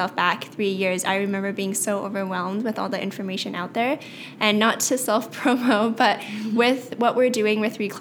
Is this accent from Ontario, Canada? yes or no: no; Vancouver, British Columbia, Canada; I was born and raised in Vancouver.